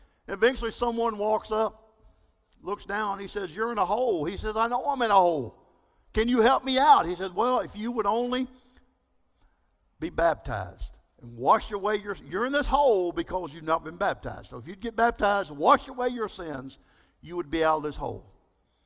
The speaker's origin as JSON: {"language": "English", "region": "East Texas", "country": "United States", "tie": "born or raised there", "also_born_or_lived": "Belize", "said": "I grew up in East Texas."}